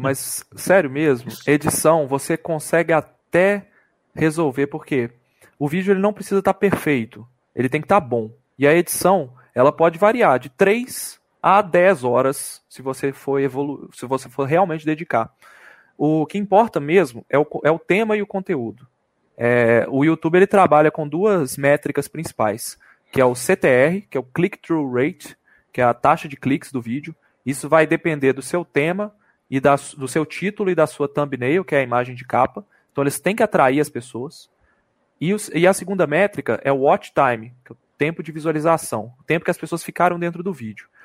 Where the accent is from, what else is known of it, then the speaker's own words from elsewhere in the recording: Belo Horizonte, Minas Gerais, Brazil; Sou de BH